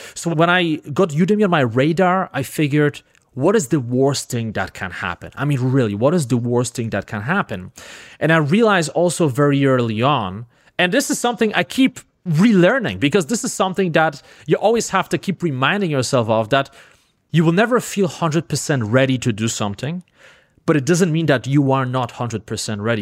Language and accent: English; Poland; first language Polish; English is a second language; moved away as an adult; I grew up in Poland, didn't have too much money, basically grew up in the hood in Poland, right? I spoke only one language, Polish